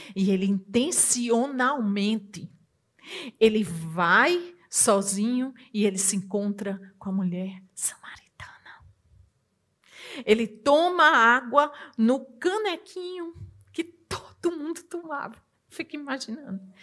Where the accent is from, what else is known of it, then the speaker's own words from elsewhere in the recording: Northeast Region, Brazil; Na minha terra, que eu sou nordestina